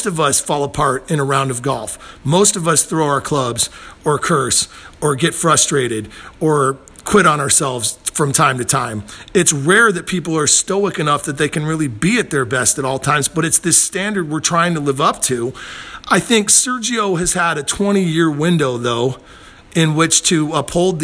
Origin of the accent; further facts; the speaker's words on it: St. Louis, Missouri, United States; now in Los Angeles, United States; I'm from St. Louis before I lived in L.A.